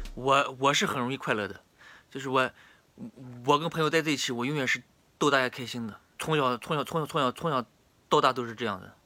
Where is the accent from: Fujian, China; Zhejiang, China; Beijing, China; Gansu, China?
Gansu, China; Baiyin; 白银，甘肃白银